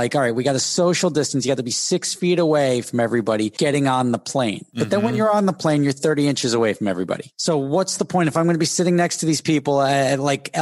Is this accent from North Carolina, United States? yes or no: no; Dumont, New Jersey, United States; also born or lived in Hackensack, New Jersey; I was born in Hackensack Hospital, grew up in Dumont, New Jersey